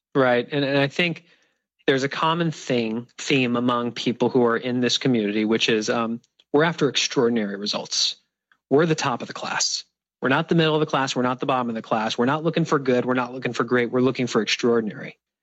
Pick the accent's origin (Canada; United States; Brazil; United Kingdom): United States; San Diego, California; San Diego, my hometown